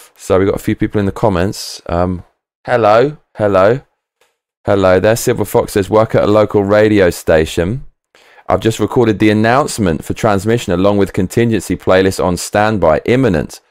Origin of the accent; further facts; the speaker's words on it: London, United Kingdom; when I was raised in London